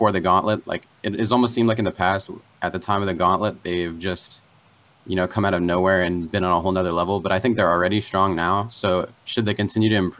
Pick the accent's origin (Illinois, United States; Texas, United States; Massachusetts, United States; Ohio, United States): Ohio, United States; Warren; now in Akron, United States; I'm currently in Akron, home of LeBron James, but I am from Warren